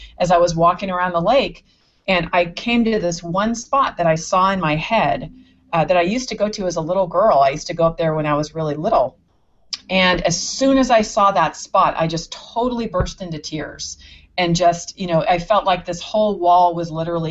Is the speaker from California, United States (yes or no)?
yes; San Anselmo, California, United States; where I grew up in San Anselmo